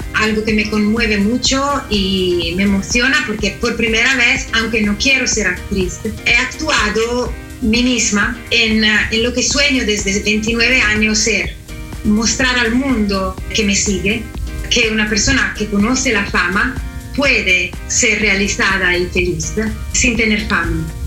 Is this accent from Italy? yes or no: yes; Italy; Spanish is a second language; yo soy la eh, italiana más mexicana del mundo